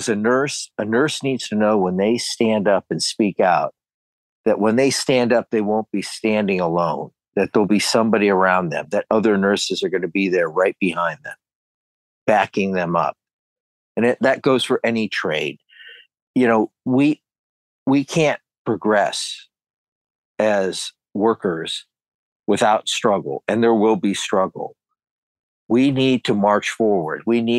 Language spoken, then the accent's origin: English; Canton, Ohio, United States; I'm originally from Canton, Ohio.